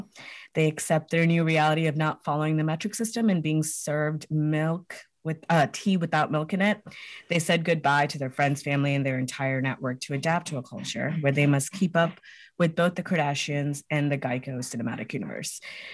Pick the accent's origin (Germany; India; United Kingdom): India; Hyderabad, Telangana; now in United States; Yeah, we're all from Hyderabad in India. It's in Telangana, South India. They're both from like, I don't know the names of the specific villages they're from, but they're both like from the villages, not from the city.